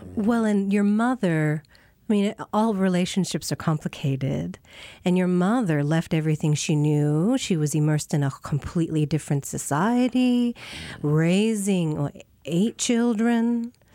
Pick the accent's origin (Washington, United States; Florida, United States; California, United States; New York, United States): Washington, United States; Tacoma; I grew up on the Tacoma side